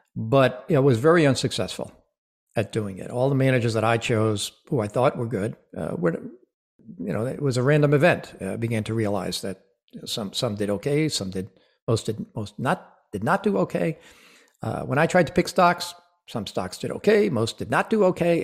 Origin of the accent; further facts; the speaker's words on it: Rhode Island, United States; I am, was born and raised in Rhode Island